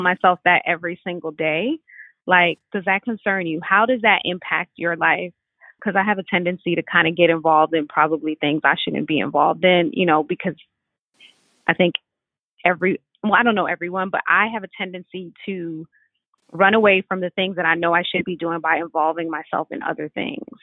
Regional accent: New York City, New York, United States; I'm from Brooklyn

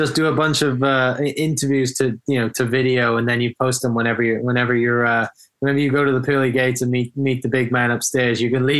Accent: Wales, United Kingdom; moved away; Wales, in the UK originally.

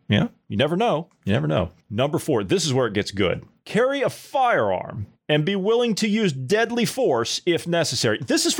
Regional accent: Ohio, United States; This is my home state of Ohio.

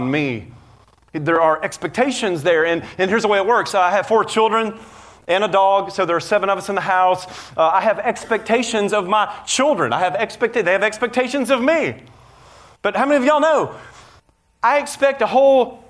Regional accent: Nashville, Tennessee, United States; I grew up in Nashville, Tennessee, where you just check off the boxes

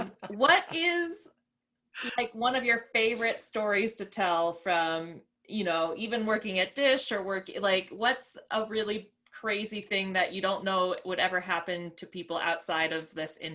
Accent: Connecticut, United States; moved away as an adult; now in Colorado, United States; I grew up in Connecticut and moved out here a couple years ago.

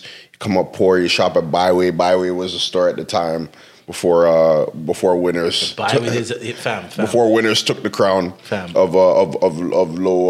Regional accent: Mississauga, Ontario, Canada; moved away as an adult; also born or lived in Scarborough; now in Toronto, Canada; Like, I moved there in 99. Like, mm-hmm. I lived in Mississauga most of my life. I was born in Toronto, born in Scarborough, and then moved back to Toronto, like, maybe when I was, like, 18, 19, to just pursue music.

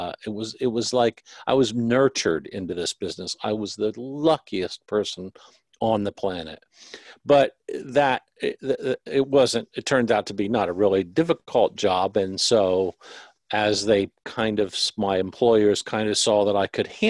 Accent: Ohio, United States; moved away as an adult; also born or lived in Los Angeles; I'm from Ohio originally. Moved

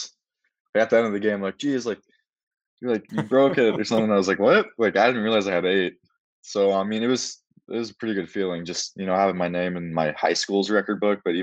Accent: Missoula, Montana, United States; It's home

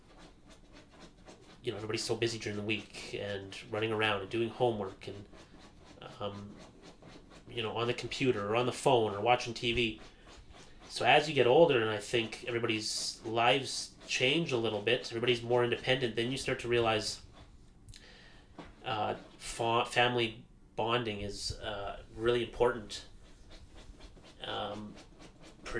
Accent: Calgary, Alberta, Canada; moved away as an adult; also born or lived in Airdrie; now in Edmonton, Canada; I was born in Edmonton, me and my sister. Lived here for 4 years. Moved to Calgary, grew up there.

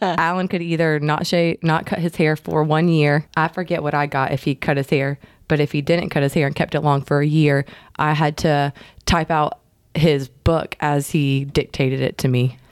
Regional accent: Savannah, Georgia, United States; I'm originally from Savannah and have had family that's lived on the water

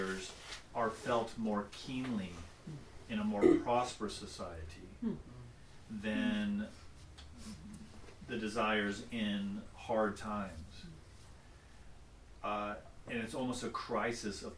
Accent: Deep South, United States; moved away; I grew up in the 50s in some ways, because I grew up in the Deep South.

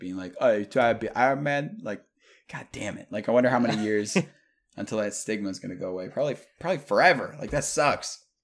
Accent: New York, United States; I'm from New York, they're like, "Oh, you're from the city?" Like, nah.

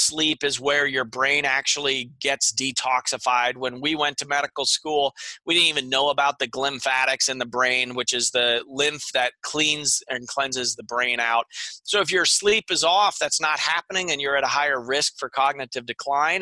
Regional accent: Pennsylvania, United States; moved away; I'm originally from Pennsylvania

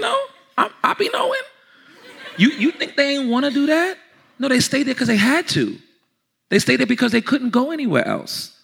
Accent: New York, United States; I'm from New York. I'm from where it started at.

